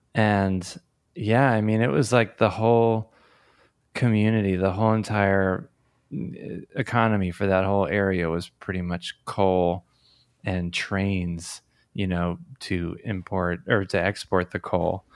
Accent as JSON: {"language": "English", "town": "Tamaqua", "region": "Pennsylvania", "country": "United States", "tie": "born or raised there", "moved": "yes", "lives_now": "Philadelphia, United States", "said": "I grew up in northeastern Pennsylvania in the Coal Region"}